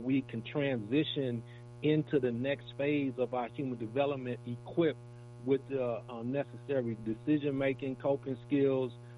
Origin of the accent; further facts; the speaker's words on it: Milwaukee, Wisconsin, United States; I was born and raised in Milwaukee